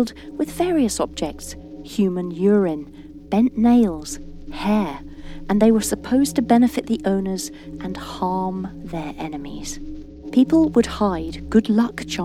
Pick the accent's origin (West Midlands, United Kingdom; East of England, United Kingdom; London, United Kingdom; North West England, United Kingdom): East of England, United Kingdom; East Anglia; I was born in East Anglia and grew up here, nurtured by its woods, golden cornfields and sparkling